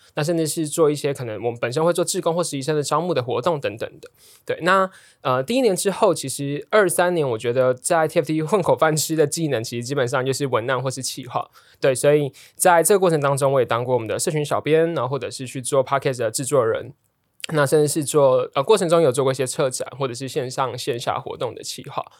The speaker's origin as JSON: {"language": "Chinese", "region": "Tainan", "country": "Taiwan", "moved": "yes", "said": "我是台南人，所以就觉得，哦，我就念考台南一中，然后念成大的电机，然后去南科当工程师"}